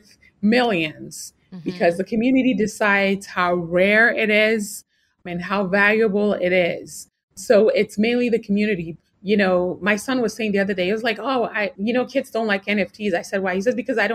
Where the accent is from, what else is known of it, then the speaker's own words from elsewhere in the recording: Ghana; moved away; also born or lived in New York, United States; I grew up in Ghana. Actually, I was born in New York, but you know, my parents are from Ghana. So I lived in Ghana and then I came back later on